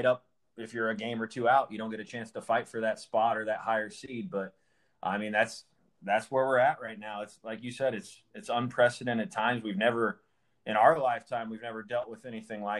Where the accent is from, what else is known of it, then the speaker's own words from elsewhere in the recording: Oskaloosa, Iowa, United States; I'm from the Oskaloosa area